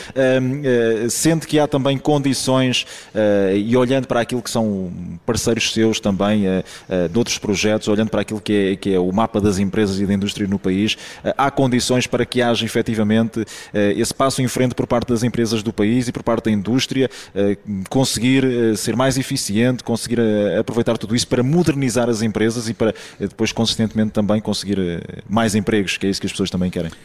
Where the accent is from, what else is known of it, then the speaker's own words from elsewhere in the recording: Portugal; nós, nós, eh, somos portugueses